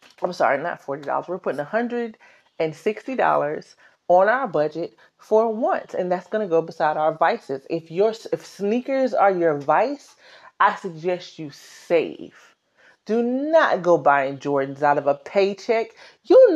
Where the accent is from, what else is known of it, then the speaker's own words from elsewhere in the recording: South Carolina, United States; now in New York, United States; I'm from South Carolina